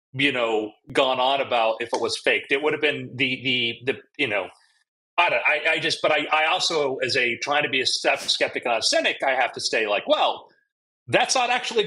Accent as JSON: {"language": "English", "region": "South Florida", "country": "United States", "tie": "born or raised there", "said": "growing up in South Florida"}